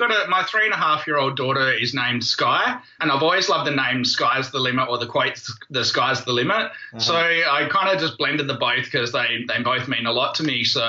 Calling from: Perth, Western Australia, Australia; I'm in Perth, Western Australia.

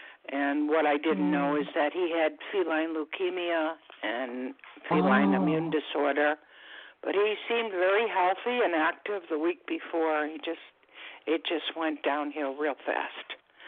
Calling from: Florida, United States; I'm calling from Florida.

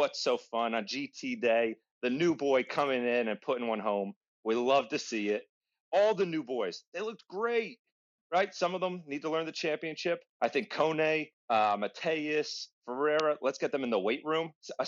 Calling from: Virginia, United States; From Virginia, all the way from the States.

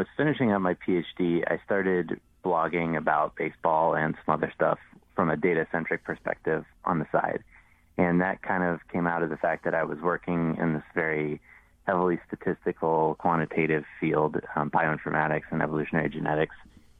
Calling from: Chicago, Illinois, United States

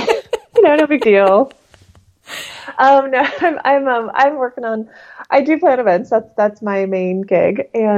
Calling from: Hook, South East England, United Kingdom; Today I'm in London. I'm actually in Hook Haunts, or Hook, Hampshire, which is about an hour outside of the city.

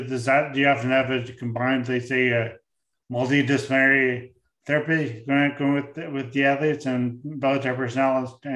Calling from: St. John's, Newfoundland and Labrador, Canada; I'm speaking from St. John's, where we're out in the middle of the North Atlantic, where there's no one near us.

